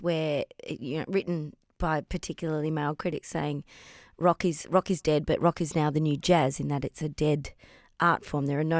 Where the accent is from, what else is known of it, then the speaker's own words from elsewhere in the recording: Melbourne, Victoria, Australia; Melbourne people, and I include myself